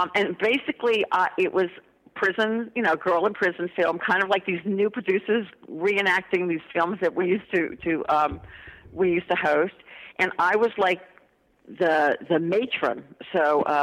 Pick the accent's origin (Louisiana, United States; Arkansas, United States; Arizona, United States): Louisiana, United States; New Orleans; moved away as an adult; now in Los Angeles, United States; growing up in New Orleans.